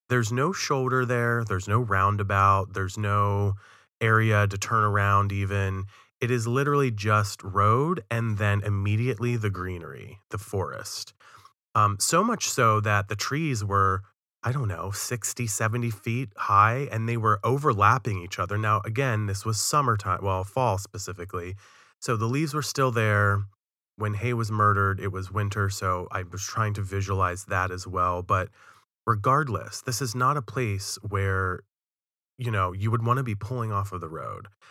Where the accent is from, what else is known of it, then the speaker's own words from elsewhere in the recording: Western Maryland, United States; I'm from Western Maryland, and it's even more remote and desolate than some of the places I've seen in Maryland, in my hometown